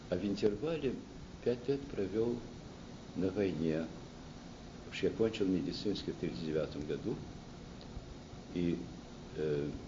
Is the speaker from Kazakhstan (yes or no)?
no; Lausanne, Vaud, Switzerland; born there; also born or lived in Moscow; И в результате этого я родился в Лозанне, в Швейцарии. Оттуда мы уже в июне-июле месяце вернулись в Россию, прожили недолго в Москве, где ну, вся семья мос э, московская была.